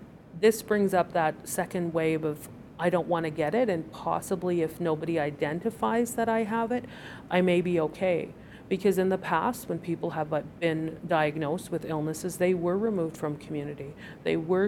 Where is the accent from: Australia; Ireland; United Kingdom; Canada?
Canada; Piikani Nation, southern Alberta; moved away as an adult; now in Calgary, Canada; I'm from the Piikani Nation in the Blackfoot Confederacy in southern Alberta, and I've lived here in Calgary for about 9 years